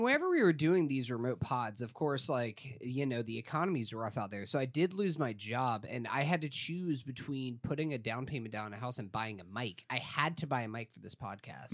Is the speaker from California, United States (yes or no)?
no; Tallahassee, Florida, United States; I grew up in Tallahassee, Florida, which did not have a professional sports team